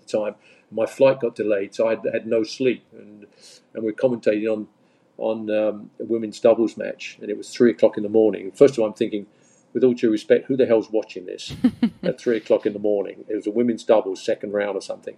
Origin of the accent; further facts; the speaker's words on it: Leigh-on-Sea, East of England, United Kingdom; moved away as an adult; now in United States; I'm from Leon C near Southend